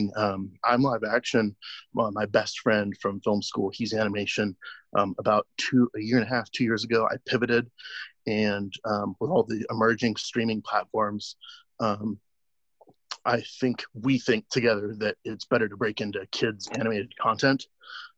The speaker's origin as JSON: {"language": "English", "town": "Anchorage", "region": "Alaska", "country": "United States", "tie": "born or raised there", "said": "I'm from Anchorage"}